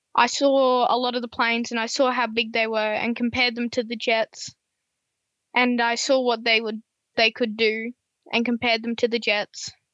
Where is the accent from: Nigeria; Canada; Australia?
Australia; Gold Coast, Queensland; I'm from the Gold Coast, Queensland, as some people might know.